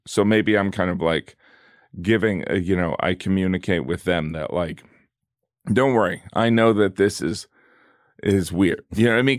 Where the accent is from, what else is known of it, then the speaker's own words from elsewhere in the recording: the Rust Belt, small town in the Midwest, United States; where I'm from, in a small town in the Midwest. I'm from the Rust Belt